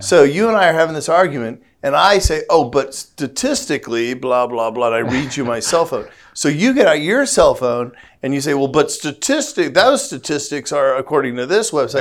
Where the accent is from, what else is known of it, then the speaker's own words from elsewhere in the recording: St. Louis, Missouri, United States; I'm from Saint Louis, you know, which is, which is the home of Black Lives Matter